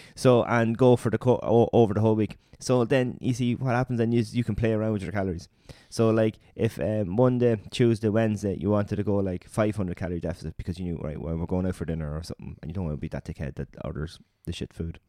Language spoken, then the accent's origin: English; Ireland; we're Irish